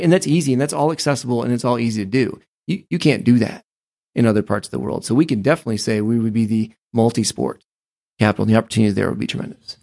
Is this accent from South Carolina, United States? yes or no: no; Ohio, United States; also born or lived in Maine; I grew up most of my life in Ohio because that's where my family was from